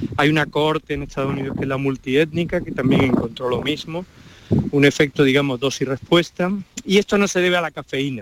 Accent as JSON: {"language": "Spanish", "town": "Málaga", "region": "Andalusia", "country": "Spain", "accent": "Andalusian", "moved": "as an adult", "lives_now": "Pamplona, Spain", "said": "yo me siento siempre malagueño como soy y muy andaluz. Eh, mis alumnos lo notan en el modo de hablar, en todo"}